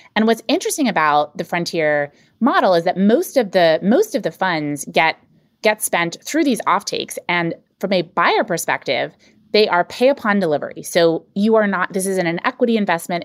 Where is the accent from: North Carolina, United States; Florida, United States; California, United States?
North Carolina, United States; I grew up in North Carolina